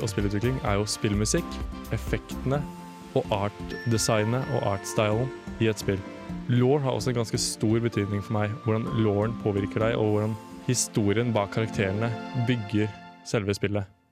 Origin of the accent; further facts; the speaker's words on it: Drammen, Buskerud, Norway; moved away as an adult; now in Trondheim, Norway; Jeg er fra Drammen og går nå på Fotofagskolen her i Trondheim